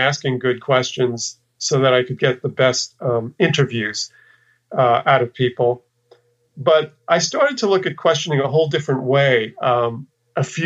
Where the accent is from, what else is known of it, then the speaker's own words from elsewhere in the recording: New York, United States; moved away as an adult; also born or lived in Texas; I kind of left the place where I lived and grew up. I'm from New York, and I'd spent, you know, my formative years in New York